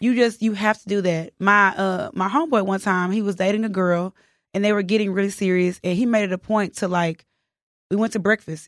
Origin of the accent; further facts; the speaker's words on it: the South, United States; accent: country; also born or lived in Houston; I'm from the South